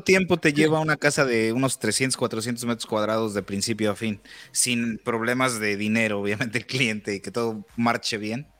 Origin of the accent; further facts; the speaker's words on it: Mexico; now in United States; la primera vez que estuve aquí en Estados Unidos estuve eh, aproximadamente cinco años y después de ahí regresé a México